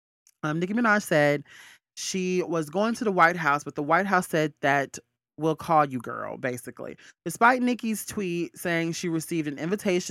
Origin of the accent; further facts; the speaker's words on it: Alabama, United States; I'm from Alabama.